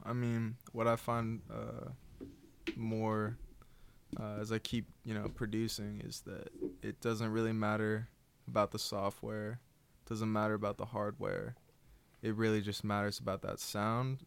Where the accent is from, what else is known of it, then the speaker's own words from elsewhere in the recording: Newton, Massachusetts, United States; I'm from Newton